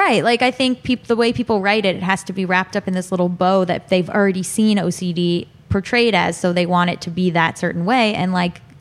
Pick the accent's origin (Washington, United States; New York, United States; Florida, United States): Florida, United States; moved away as an adult; also born or lived in Boston; now in Los Angeles, United States; I'm originally from Florida